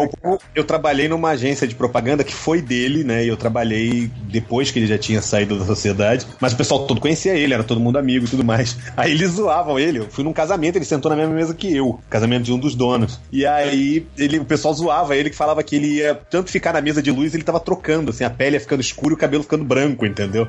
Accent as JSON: {"language": "Portuguese", "country": "Brazil", "said": "eu sou do Brasil"}